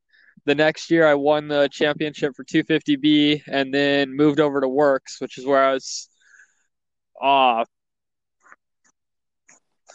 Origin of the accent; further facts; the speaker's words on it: Marana, Arizona, United States; So I'm from Marana, Arizona, or more common, Tucson, Arizona, so Southern Arizona.